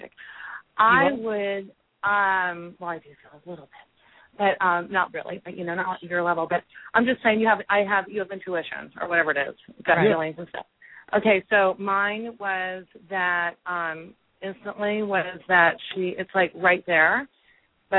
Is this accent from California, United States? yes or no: yes; California, United States; moved away; I'm from California.